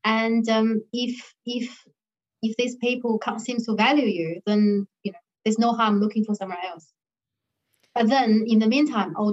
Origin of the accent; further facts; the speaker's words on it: China; now in Australia; growing up in China, sports is not my thing.